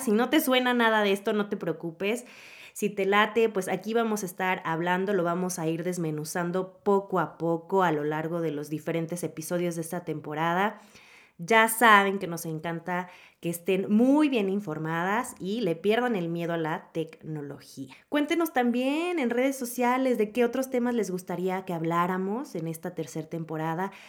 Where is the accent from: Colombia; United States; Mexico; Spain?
Mexico; como decimos aquí en México